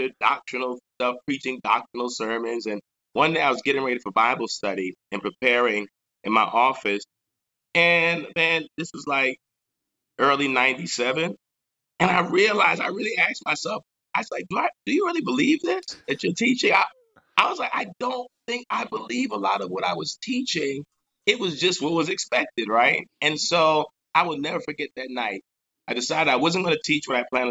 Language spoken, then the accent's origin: English; Long Island, Nassau County, New York, United States; also born or lived in Atlanta / North Carolina; now in New York City, United States; I grew up on Long Island in Nassau County